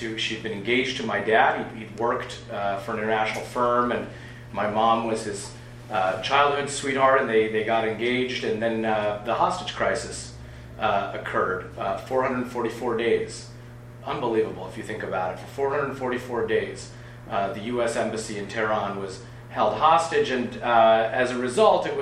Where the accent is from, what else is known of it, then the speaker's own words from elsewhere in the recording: Washington, United States; also born or lived in Maryland; we moved from Maryland back to Washington State, where we had roots